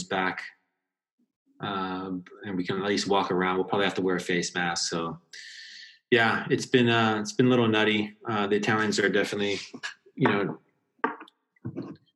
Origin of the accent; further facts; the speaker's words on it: Hawaii, United States; moved away as an adult; now in Lucca, Italy; I grew up in Hawaii